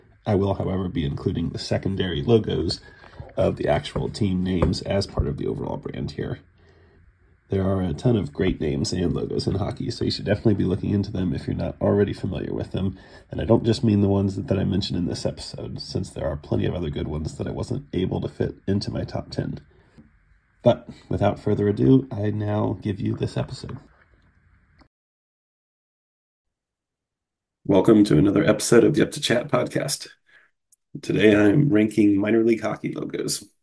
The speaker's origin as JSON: {"language": "English", "town": "Cincinnati", "region": "Ohio", "country": "United States", "tie": "born or raised there", "said": "my hometown Cincinnati Cyclones"}